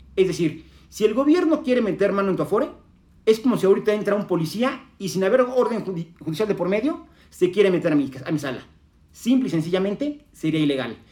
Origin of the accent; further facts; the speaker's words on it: Mexico; como mexicanos